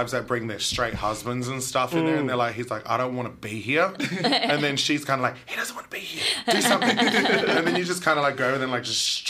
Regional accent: Perth, Western Australia, Australia; now in Melbourne, Australia; I'm from Perth

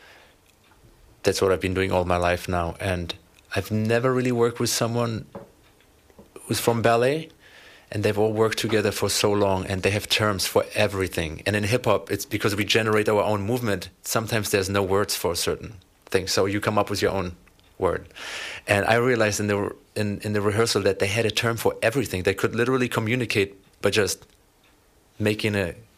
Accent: Germany; moved away as an adult; now in Los Angeles, United States; I was born and raised in Germany, but moved to Los Angeles 3 years ago, where we

